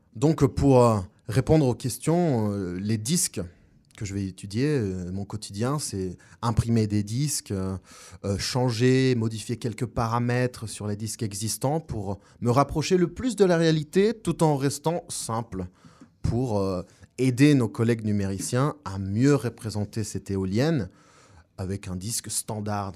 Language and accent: French; La Paz, Bolivia; French is a second language; moved away as an adult; also born or lived in Montpellier, France; now in Orléans, France; Je viens de Bolivie d'origine, ça fait 8 ans que je suis en France et je suis né à La Paz, Bolivie